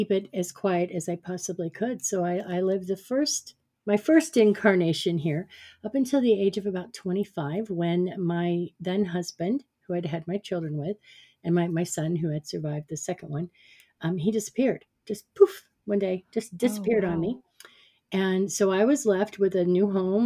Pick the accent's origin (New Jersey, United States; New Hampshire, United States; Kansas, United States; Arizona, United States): Arizona, United States; Phoenix; moved away as an adult; also born or lived in Prescott, Arizona; I had moved from my hometown of Phoenix, Arizona, up to Prescott, Arizona